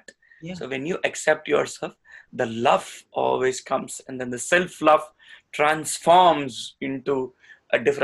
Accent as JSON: {"language": "English", "country": "India", "said": "I'm an Indian"}